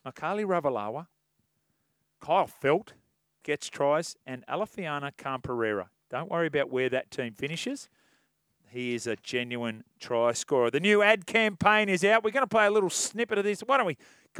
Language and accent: English; Waterloo, New South Wales, Australia; I grew up in Waterloo, and the Rabbitohs are in my blood.